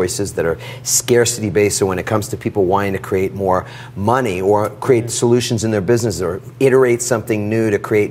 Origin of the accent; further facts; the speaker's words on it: New York City, New York, United States; I grew up in Queens, New York, in a small apartment.